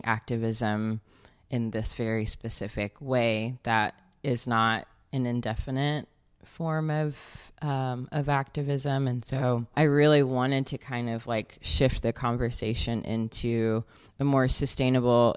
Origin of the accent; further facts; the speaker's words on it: Alabama, United States; moved away as an adult; also born or lived in Georgia, United States; now in St. Louis, United States; I'm actually most recently from Alabama, and grew up between there and Georgia